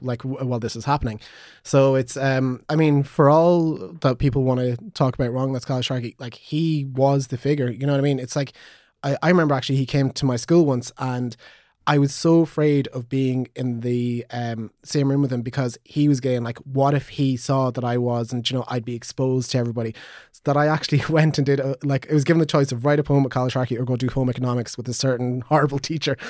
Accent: Magheraroarty, County Donegal, Ulster, Ireland; I come from Maharochi.

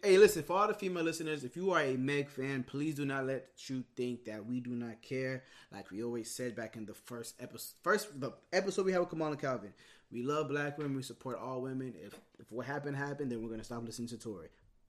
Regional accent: Boynton Beach, Florida, United States; I am from Boynton Beach, Florida. Nothing more, nothing else.

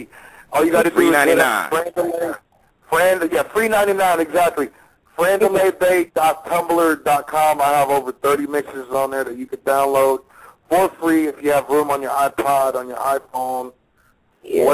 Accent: the Bay Area, California, United States; now in Las Vegas, United States; I am from the Bay

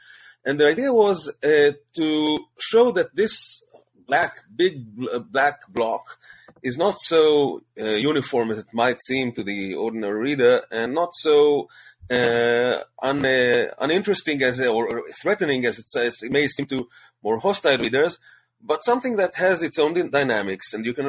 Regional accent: Bnei Brak, Tel Aviv District, Israel; I grew up in Neibach, which is the capital, so to speak, of the Haredi Jews in Israel

